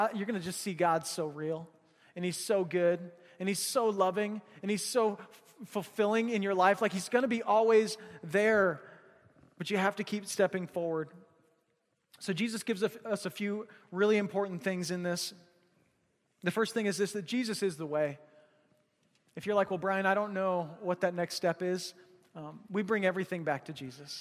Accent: Missouri, United States; now in Alaska, United States; we grew up hunting in Missouri, hunting whitetail

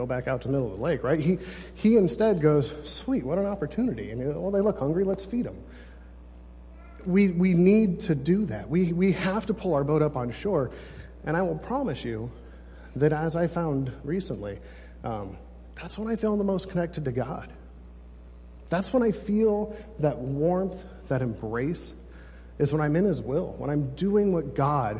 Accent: California, United States; I'm from California

